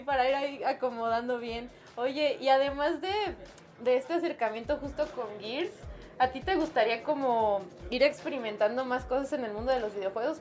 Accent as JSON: {"language": "Spanish", "country": "Mexico", "said": "tenemos mucho como mexicanos"}